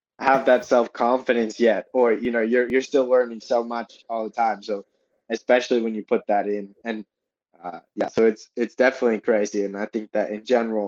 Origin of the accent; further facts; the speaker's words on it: Boston, Massachusetts, United States; I grew up outside of Boston in a suburb